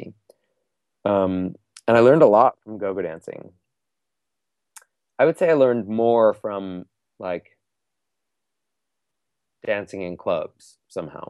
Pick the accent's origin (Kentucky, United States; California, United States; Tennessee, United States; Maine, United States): Maine, United States; moved away; I'm from Maine